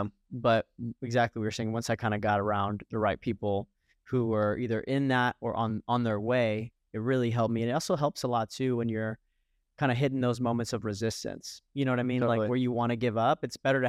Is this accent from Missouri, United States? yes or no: no; Fort Lauderdale, Florida, United States; one of the reasons why I left Florida, because I'm originally from Fort Lauderdale